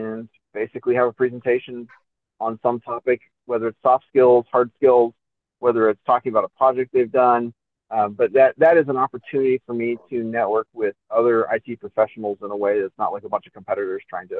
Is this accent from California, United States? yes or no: yes; near Los Angeles, California, United States; also born or lived in New York City, United States; now in Kingsport, United States; I grew up near Los Angeles.